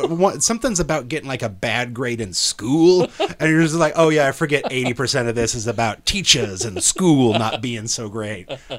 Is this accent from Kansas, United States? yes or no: yes; Salina, Kansas, United States; Salina, Kansas.